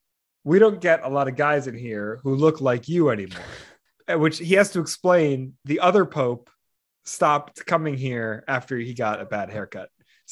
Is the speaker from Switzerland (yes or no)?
no; Spain; born there; Well, actually, even though my passport is Mexican, I was born in Spain. I'm actually Spanish, but my passport is Mexican.